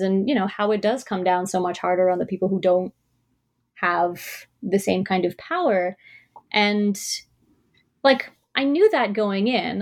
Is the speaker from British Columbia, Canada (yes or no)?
no; Toronto, Ontario, Canada; I was born and raised in Toronto